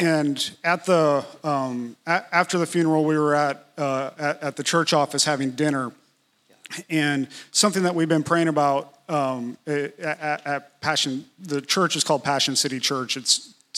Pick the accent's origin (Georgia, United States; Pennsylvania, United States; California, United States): Georgia, United States; Atlanta; I was from Atlanta